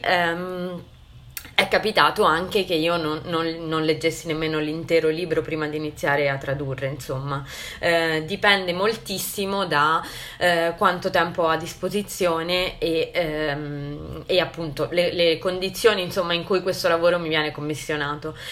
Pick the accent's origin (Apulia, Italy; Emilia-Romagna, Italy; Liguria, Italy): Liguria, Italy; Santa Margherita Ligure; also born or lived in Genoa; io sono Ligure, di Santa Margherita Ligure, e ho studiato a Genova